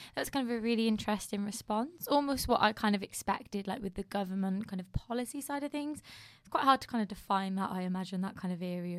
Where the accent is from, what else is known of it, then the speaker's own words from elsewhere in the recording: United Kingdom; being British